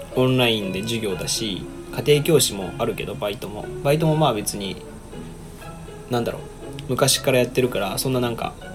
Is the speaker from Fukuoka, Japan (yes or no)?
no; Osaka, Japan; 僕大阪なんで